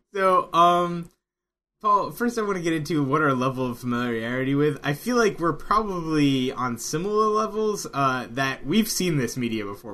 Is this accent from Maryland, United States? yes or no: yes; Maryland, United States; I grew up in Maryland, therefore the O's.